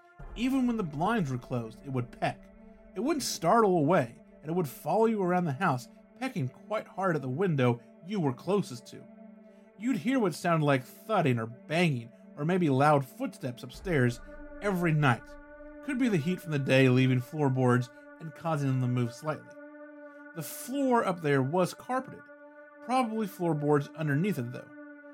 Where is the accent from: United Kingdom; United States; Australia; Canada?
Australia; I am Australian.